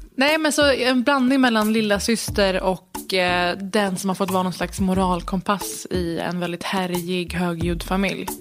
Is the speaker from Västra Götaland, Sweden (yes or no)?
no; Stockholm, Stockholm County, Sweden; jag är ju född i Stockholm